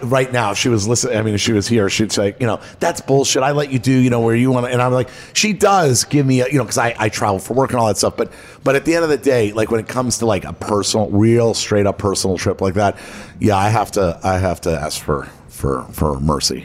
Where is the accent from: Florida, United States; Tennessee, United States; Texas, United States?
Florida, United States; Miami; also born or lived in Los Angeles, California; my whole life I grew up in Miami